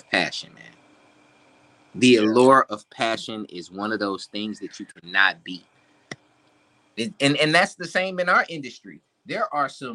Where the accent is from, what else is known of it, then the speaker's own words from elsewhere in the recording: Milwaukee, Wisconsin, United States; moved away; I'm originally from Milwaukee